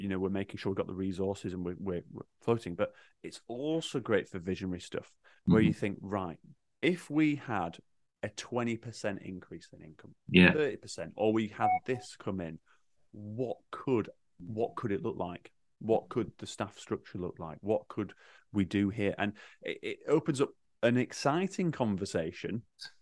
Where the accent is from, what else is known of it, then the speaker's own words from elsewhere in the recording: Yorkshire and the Humber, United Kingdom; accent: Yorkshire; my Yorkshire accent